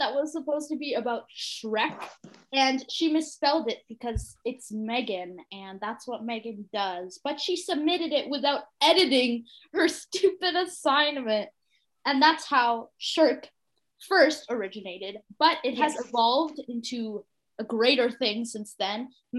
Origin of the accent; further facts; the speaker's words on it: India; And I am a dancer and I have a dog and I'm Indian.